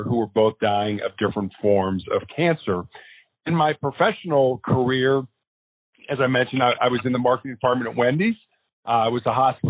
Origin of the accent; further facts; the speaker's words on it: Chicago, Illinois, United States; I was born and raised in Chicago, Illinois